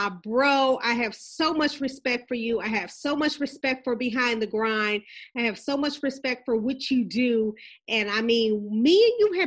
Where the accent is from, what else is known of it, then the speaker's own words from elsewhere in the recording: Flint, Michigan, United States; Us growing up in Flint, and we grew up around pretty much credit unions.